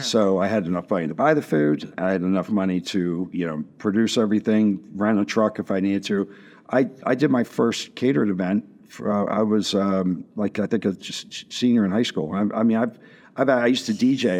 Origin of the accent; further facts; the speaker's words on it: Washington, Pennsylvania, United States; I grew up in Washington, P